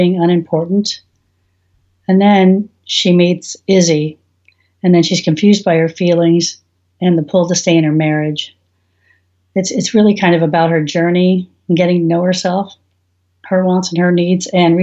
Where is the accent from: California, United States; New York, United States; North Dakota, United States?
California, United States; San Francisco Bay Area, Northern; now in Oklahoma City, United States; grew up in California